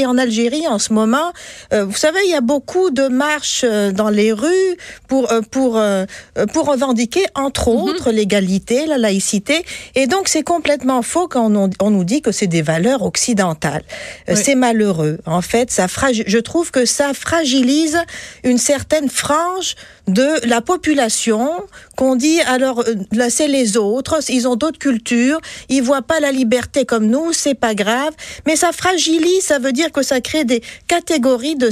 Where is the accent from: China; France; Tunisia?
Tunisia; now in Quebec, Canada; Moi, je suis tunisienne.